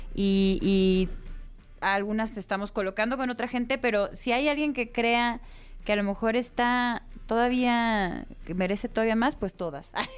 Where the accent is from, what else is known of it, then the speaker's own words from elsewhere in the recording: Guadalajara, Jalisco, Mexico; now in Mexico City, Mexico; mi tierra Guadalajara